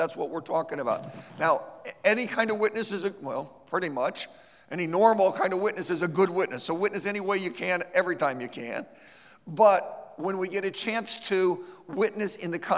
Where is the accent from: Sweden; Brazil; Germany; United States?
United States; Ohio; now in Georgia, United States; I live in Georgia, but I'm from Ohio